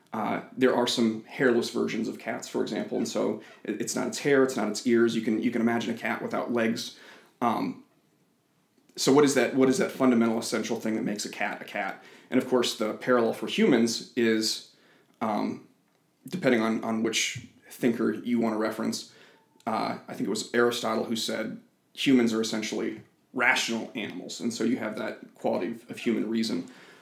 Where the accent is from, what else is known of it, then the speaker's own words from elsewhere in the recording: Iowa, United States; I'm from Iowa. I've moved around a lot kind of growing up, but I consider myself a Des Moinian now.